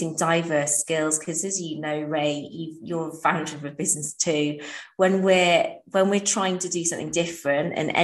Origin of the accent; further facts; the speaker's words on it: Wales, United Kingdom; I grew up in Wales.